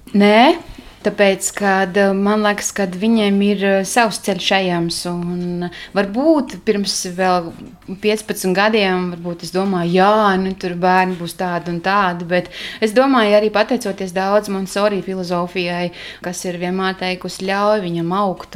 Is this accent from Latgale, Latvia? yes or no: yes; Kārsava, Latgale, Latvia; now in Mārupe, Latvia; es esmu no Latgales. Esmu dzimusi un augusi Kārsavā.